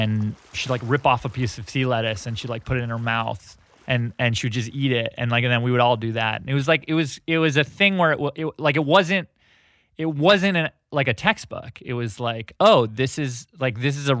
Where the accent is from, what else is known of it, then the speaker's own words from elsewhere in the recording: outside Toronto, Ontario, Canada; I grew up outside Toronto